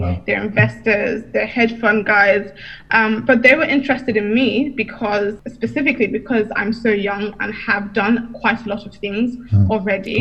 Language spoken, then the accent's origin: English; United Kingdom; I'm from the UK, but my heritage is Nigeria.